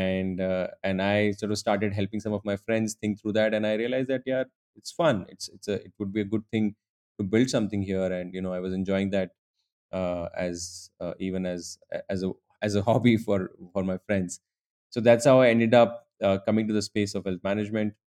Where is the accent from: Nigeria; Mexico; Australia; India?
India; Udaipur, Rajasthan; moved away; also born or lived in Mumbai; I'm originally from Udaipur, a small town in Rajasthan.